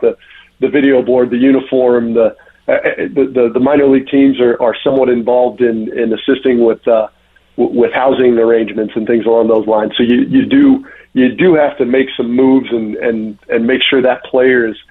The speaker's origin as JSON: {"language": "English", "region": "Indiana", "country": "United States", "tie": "born or raised there", "moved": "yes", "said": "where I grew up in Indiana"}